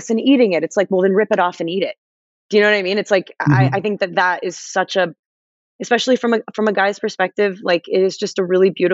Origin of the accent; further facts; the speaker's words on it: Los Angeles, California, United States; I'm from Los Angeles